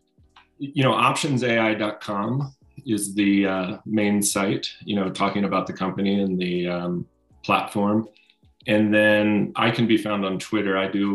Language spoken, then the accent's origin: English; Baltimore, Maryland, United States; moved away as an adult; also born or lived in Philadelphia / New York / Chicago / San Francisco; now in Boulder, United States; So I grew up in Baltimore, Maryland, and, you know, all the way through high school, went to college, not too far, but in Philadelphia.